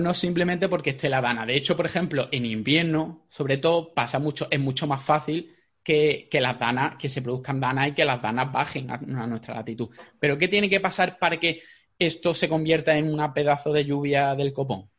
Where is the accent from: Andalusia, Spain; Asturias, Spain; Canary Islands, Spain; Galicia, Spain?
Andalusia, Spain; Jaén; yo soy de Jaén